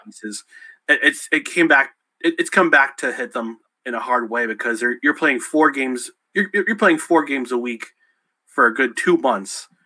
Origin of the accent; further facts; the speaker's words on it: New York, United States; also born or lived in New Jersey; i was born in New Jersey. I moved up to New York. Moved up to New York when I was seven years old